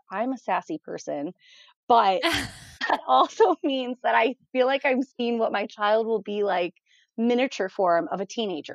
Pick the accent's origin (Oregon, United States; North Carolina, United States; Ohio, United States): North Carolina, United States; Raleigh; moved away as an adult; now in Twin Cities, United States; I grew up in Raleigh, North Carolina